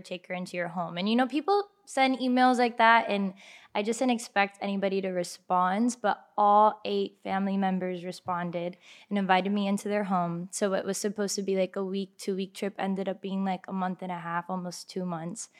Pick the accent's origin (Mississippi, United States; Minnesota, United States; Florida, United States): Florida, United States; Miami; born or raised there; also born or lived in Kendall / Orlando